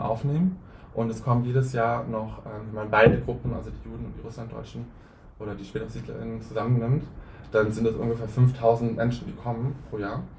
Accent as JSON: {"language": "German", "town": "Hünsborn", "region": "North Rhine-Westphalia", "country": "Germany", "tie": "born or raised there", "moved": "yes", "said": "das Gebäude, wo ich groß geworden bin"}